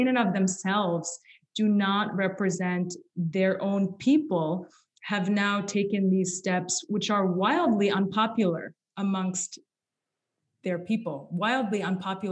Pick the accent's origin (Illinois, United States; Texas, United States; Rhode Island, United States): Illinois, United States; Chicago; moved away as an adult; also born or lived in Kuwait; now in Paris, France; I was born in Kuwait, like many Palestinian refugees who ended up in the Gulf. And I eventually grew up in the suburbs of Chicago